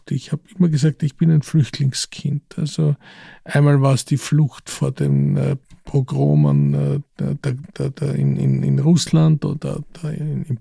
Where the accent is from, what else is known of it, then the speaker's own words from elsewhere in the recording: Israel; born there; Ich bin in Israel geboren und dann kam der Krieg 1956